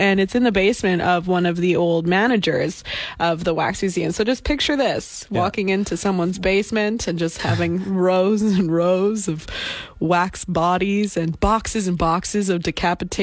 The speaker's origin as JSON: {"language": "English", "town": "Vancouver", "region": "British Columbia", "country": "Canada", "said": "we're from Vancouver"}